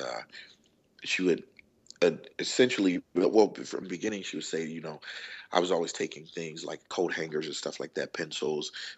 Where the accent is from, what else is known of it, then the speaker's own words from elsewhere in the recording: Chicago, Illinois, United States; I'm from Chicago, Illinois